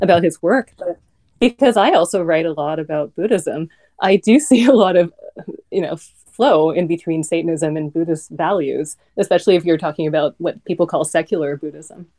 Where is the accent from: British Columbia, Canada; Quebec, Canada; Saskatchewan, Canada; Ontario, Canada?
British Columbia, Canada; Vancouver; moved away; also born or lived in New York; I'm Canadian. I grew up in Vancouver